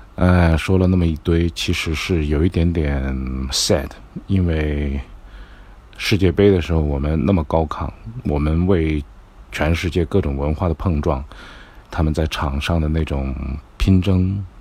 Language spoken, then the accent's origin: Chinese; China; 我们 选择我们是中国人